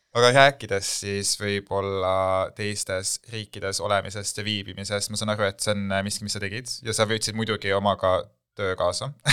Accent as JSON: {"language": "Estonian", "country": "Estonia", "also_born_or_lived": "United States", "moved": "as an adult", "said": "mina tulin PH-st äh, viit aastat välismaal elades tagasi kesklinna"}